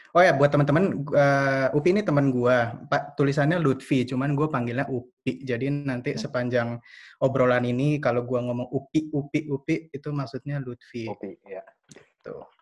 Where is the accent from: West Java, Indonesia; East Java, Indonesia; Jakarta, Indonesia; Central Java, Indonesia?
Jakarta, Indonesia; now in Berlin, Germany; Asal gue dari Jakarta, dulu gue sekolahnya di SMA Lab School Kebayoran.